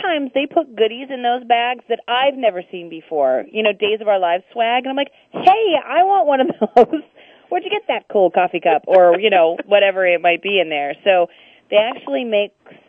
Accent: California, United States; I grew up in California

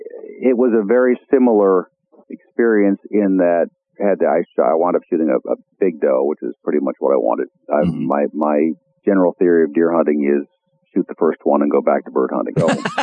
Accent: Iowa, United States; my home state of Iowa

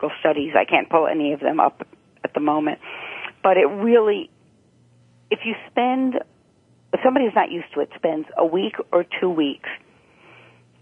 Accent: New York City, New York, United States; I grew up in Rego Park

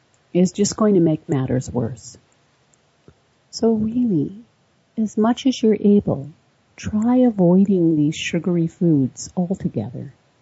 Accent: Florida, United States; now in Arkansas, United States; I grew up in Florida and moved to Arkansas. Right away, I had the SAD symptoms, even though I didn't know what it was.

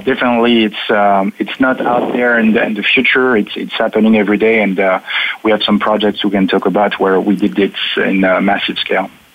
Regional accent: France; English is a second language; now in Paris, France; I was born on the border of Germany

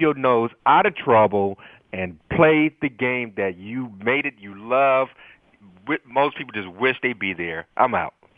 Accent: California, United States; moved away as an adult; also born or lived in Norfolk, Virginia; growing up in California, playing the California football system

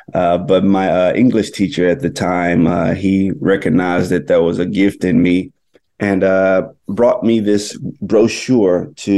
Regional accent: Itta Bena, Mississippi, United States; now in New York, United States; I grew up in Itobina, Mississippi, which is a small little town in the Mississippi Delta. My father is a minister and pastor there in the Delta. And so I grew up around church

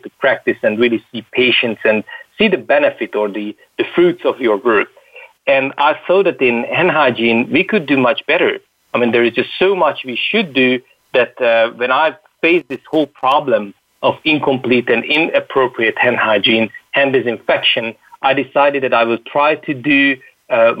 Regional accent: Hungary; I come from Hungary, a remote country, far out in Europe.

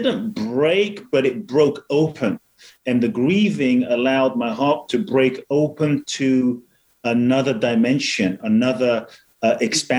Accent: Ghana; I was born in Ghana

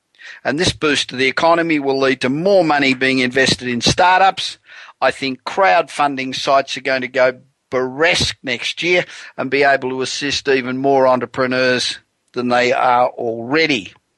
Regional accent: Los Angeles, California, United States; broadcasting from my hometown of Los Angeles, where it's still up around 80 degrees

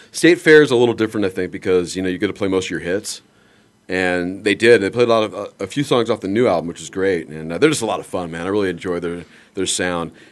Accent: Canada; I am Canadian.

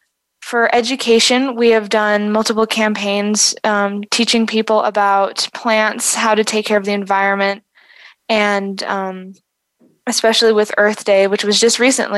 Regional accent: South Africa; growing up in South Africa and being surrounded and seeing firsthand the struggles and the disadvantages of unstable infrastructure and unsustainable infrastructure here

